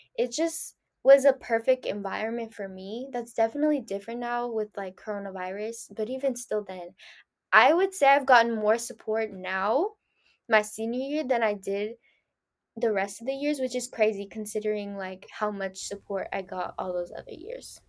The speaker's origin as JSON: {"language": "English", "town": "San Francisco", "region": "California", "country": "United States", "tie": "born or raised there", "also_born_or_lived": "Danville, California", "first_language": "Spanish", "second_language": "English", "said": "after fifth grade, I just stayed in San Francisco."}